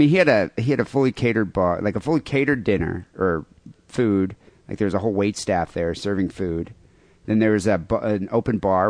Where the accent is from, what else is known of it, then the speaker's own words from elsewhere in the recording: Michigan, United States; moved away; I'm Michigan